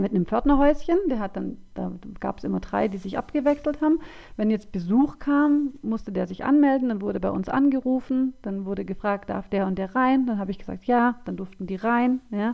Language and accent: German; Swabia, Baden-Württemberg, Germany; accent: Swabian